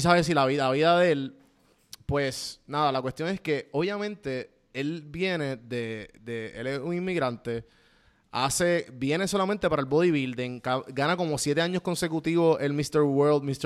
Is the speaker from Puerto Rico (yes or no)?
yes; Puerto Rico; moved away as an adult; now in Atlanta, United States; criándote en Puerto Rico